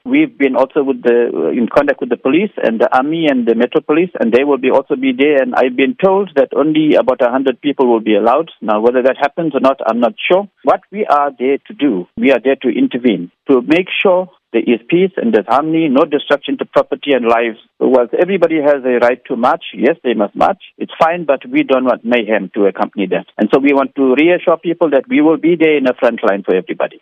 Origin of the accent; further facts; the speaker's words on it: Phoenix, KwaZulu-Natal, South Africa; We are from Phoenix